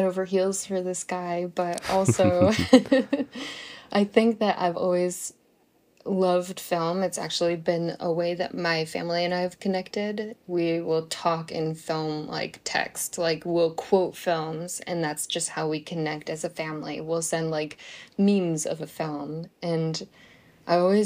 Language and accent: English; Buffalo, New York, United States; I come from Buffalo, New York, and it snows a lot, like a lot